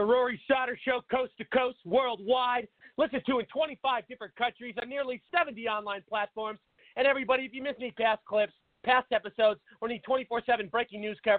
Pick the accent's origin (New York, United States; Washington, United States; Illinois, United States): Washington, United States; Seattle; moved away as an adult; now in Phoenix, United States; I'm originally from Seattle, Washington. I moved to Phoenix, Arizona. I moved to Phoenix about 8 years ago.